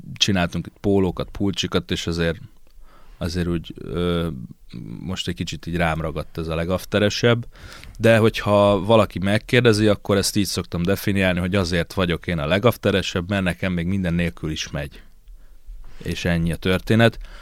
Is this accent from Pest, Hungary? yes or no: no; Székesfehérvár, Fejér, Hungary; Itt is születtem, itt is lakom, itt is halok meg majd.